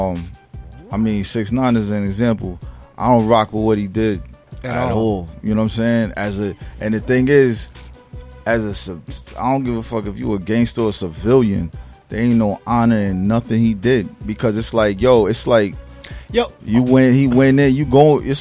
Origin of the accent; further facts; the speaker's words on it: Newburgh, New York, United States; I grew up in Newburgh, New York